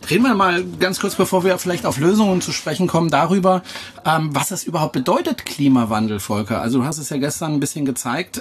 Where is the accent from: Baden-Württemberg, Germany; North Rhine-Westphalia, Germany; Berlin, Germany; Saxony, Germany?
Baden-Württemberg, Germany; Freiburg; moved away; Ich komme ja ursprünglich aus Freiburg